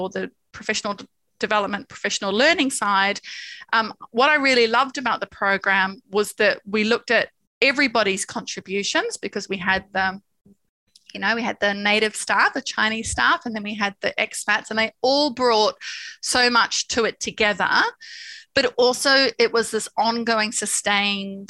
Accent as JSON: {"language": "English", "country": "New Zealand", "moved": "yes", "said": "I'm from New Zealand."}